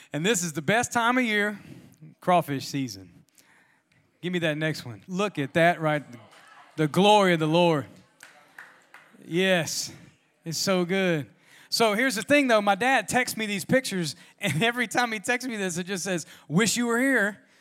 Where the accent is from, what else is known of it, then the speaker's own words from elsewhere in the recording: Louisiana, United States; now in Georgia, United States; I'm from Louisiana